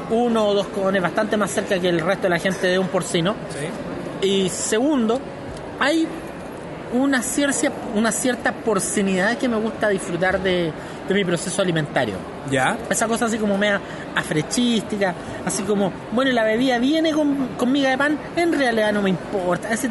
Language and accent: Spanish; Santiago, Santiago Metropolitan Region, Chile; Soy un santiaguino más.